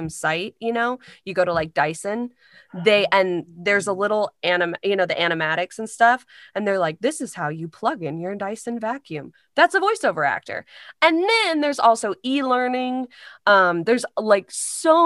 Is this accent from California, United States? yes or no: no; Carmel, Indiana, United States; moved away as an adult; now in Chicago, United States; I'm from Carmel, Indiana